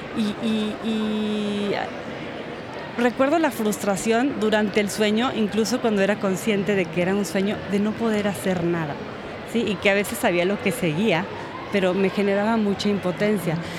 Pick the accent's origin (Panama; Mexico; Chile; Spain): Mexico; Guanajuato; yo crecí en Guanajuato, eh, camino a la sierra, ya muy alto.